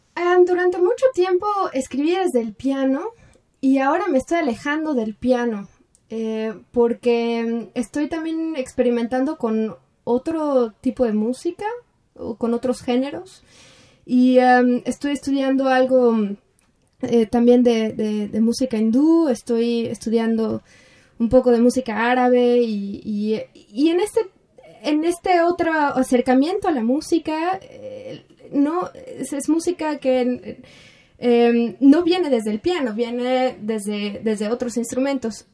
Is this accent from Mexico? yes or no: yes; Mexico; moved away; Yo, yo soy orgullosamente mexicana